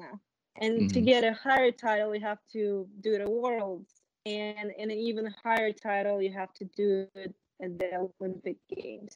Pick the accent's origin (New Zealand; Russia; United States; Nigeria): Russia; Moscow; moved away; I grew up in Moscow